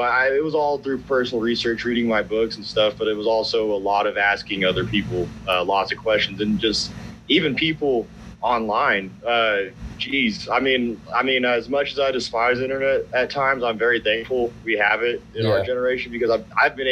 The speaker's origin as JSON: {"language": "English", "region": "New Mexico", "country": "United States", "said": "I'm just going to school down here in New Mexico. I'm from New Mexico."}